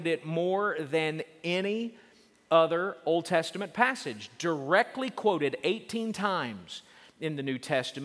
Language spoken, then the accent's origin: English; Oklahoma, United States; I grew up in Oklahoma